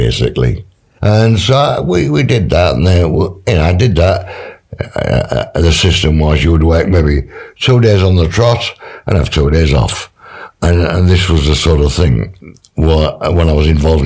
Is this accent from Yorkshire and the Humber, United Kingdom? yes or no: yes; Hedon, Yorkshire and the Humber, United Kingdom; born and brought up in Heddon.